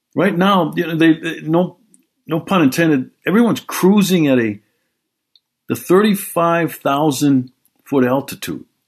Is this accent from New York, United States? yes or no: no; Milwaukee, Wisconsin, United States; Milwaukee, Wisconsin this past week. My hometown, I was there.